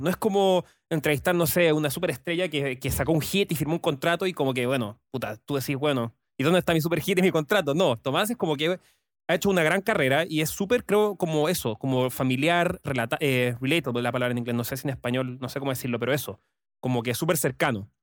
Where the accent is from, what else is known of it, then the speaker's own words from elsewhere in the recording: Chile; como chileno